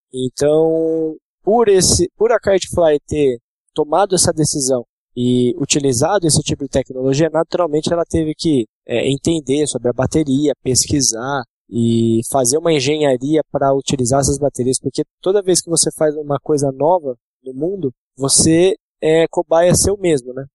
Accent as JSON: {"language": "Portuguese", "town": "Campinas", "region": "São Paulo", "country": "Brazil", "said": "nós somos da cidade de Campinas"}